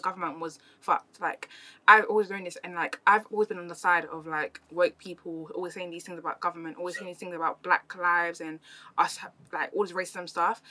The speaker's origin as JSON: {"language": "English", "region": "London", "country": "United Kingdom", "also_born_or_lived": "Germany", "said": "I came from East London"}